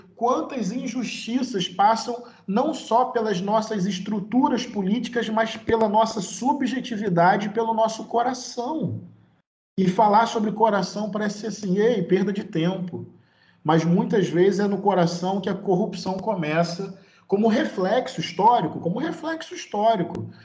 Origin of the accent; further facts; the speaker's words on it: Brazil; eu sou brasileiro